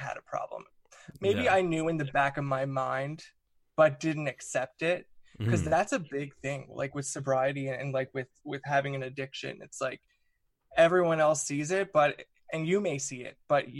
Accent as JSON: {"language": "English", "region": "Newfoundland and Labrador", "country": "Canada", "tie": "born or raised there", "said": "I'm from Newfoundland. I grew up in Newfoundland, which is on the east coast of Canada."}